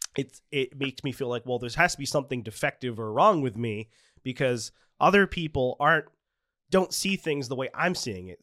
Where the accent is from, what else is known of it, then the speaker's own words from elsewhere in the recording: Freetown, Massachusetts, United States; I grew up in Freetown, which is yeah. uh, known for the the state forest